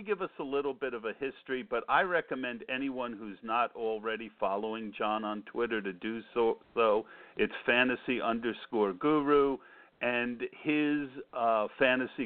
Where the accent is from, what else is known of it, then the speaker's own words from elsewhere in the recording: New Jersey, United States; I grew up in New Jersey, and I was a big listener to the WFAN back then